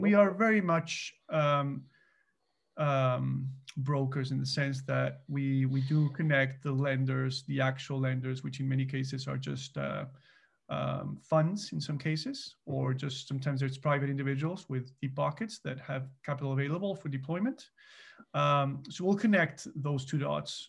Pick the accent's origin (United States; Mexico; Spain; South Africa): Mexico; moved away as an adult; now in Canada; so I'm actually originally from Mexico. So I immigrated to Canada in nineteen ninety-nine